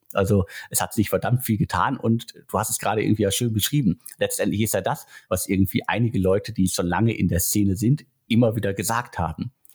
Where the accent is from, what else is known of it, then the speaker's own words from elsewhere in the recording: Germany; Jetzt sind wir Deutsche